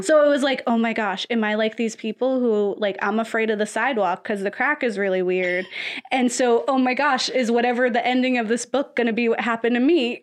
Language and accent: English; the South, United States; I'm also from the South